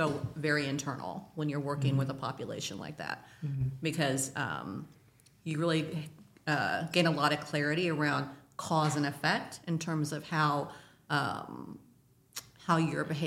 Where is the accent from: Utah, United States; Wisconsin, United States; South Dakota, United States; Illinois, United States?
Illinois, United States; Danville; also born or lived in Portland, Oregon; I grew up in Danville, Illinois